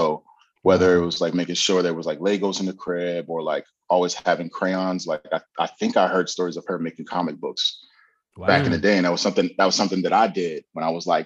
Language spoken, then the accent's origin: English; Bloomfield, New Jersey, United States; also born or lived in Hartford, Connecticut / East Orange; I was born in Hartford, Connecticut. Um, mm. I lived there for a couple years, but then I moved to Jersey. Um, lived in East Orange for a little bit, and then we moved to Bloomfield, New Jersey.